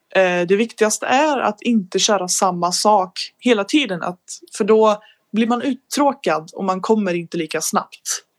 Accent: Sweden; jag är 19, från Sverige

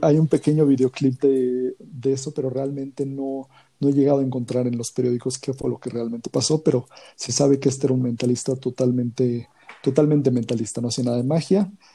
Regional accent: Mexico City, Mexico; soy de la Ciudad de México

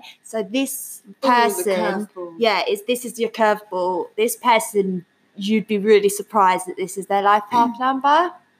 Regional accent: England, United Kingdom; we're English

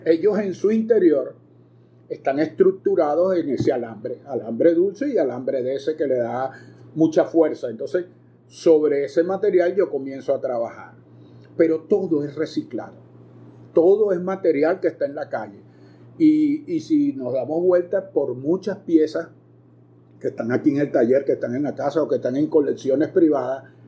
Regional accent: Caracas, Capital District, Venezuela; moved away as an adult; now in Maracay, Venezuela; ciudad en que me radiqué hacia 1973, cuando vine casi huyendo de Caracas a estudiar medicina veterinaria

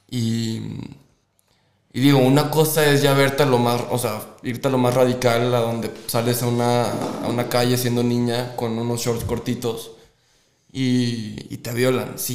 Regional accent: Guadalajara, Jalisco, Mexico; yo llevo viviendo aquí desde, desde que nací, aquí nací y aquí me quedé.

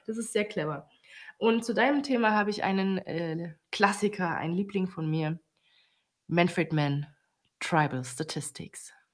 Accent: Germany; als Deutsche

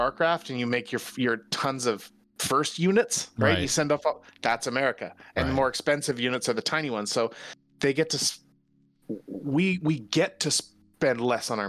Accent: Canada; I come from Canada

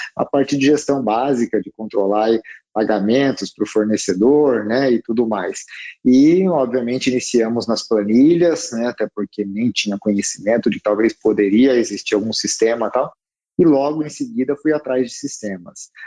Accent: Piracicaba, São Paulo, Brazil; also born or lived in Americana; eu sou de Piracicaba, na verdade, uma cidade aqui perto de Americana, né? Piracicabano

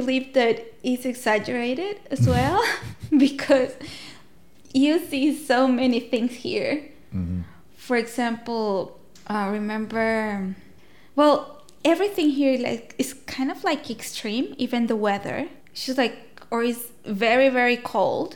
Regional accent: Honduras; moved away as an adult; now in Tasmania, Australia; I come from Honduras

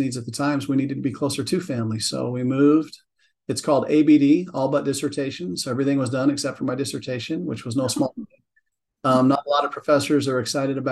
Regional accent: Northwestern Arizona, United States; moved away; originally an Arizona kid, I grew up in Northwestern Arizona

